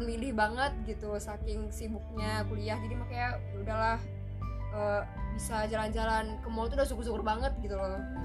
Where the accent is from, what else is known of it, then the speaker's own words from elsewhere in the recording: Indonesia; moved away as an adult; now in Malaysia; orang Melayu kayak kita nih orang Indonesia